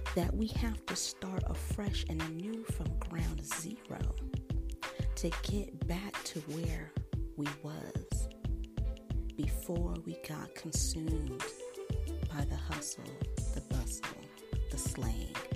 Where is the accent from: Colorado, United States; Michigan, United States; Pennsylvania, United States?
Colorado, United States; where I grew up in Colorado